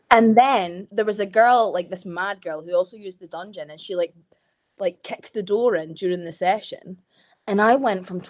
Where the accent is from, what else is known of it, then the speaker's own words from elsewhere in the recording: Scotland, United Kingdom; now in Manchester, United Kingdom; everyone found out I was Scottish.